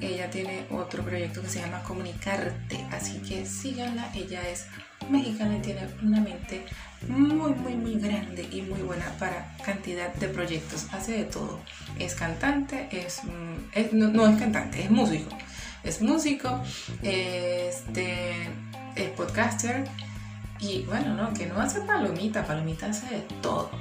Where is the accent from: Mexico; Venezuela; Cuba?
Venezuela; Bolívar; mi amado estado Bolívar de donde soy nativa